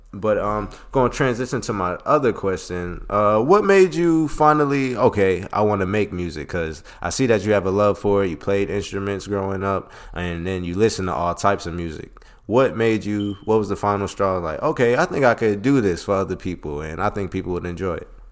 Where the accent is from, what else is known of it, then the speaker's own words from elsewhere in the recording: Philadelphia, Pennsylvania, United States; me being from Philly